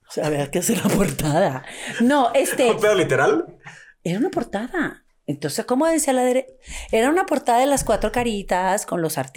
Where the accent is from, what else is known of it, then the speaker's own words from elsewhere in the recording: Monterrey, Nuevo León, Mexico; now in Mexico City, Mexico; De Monterrey.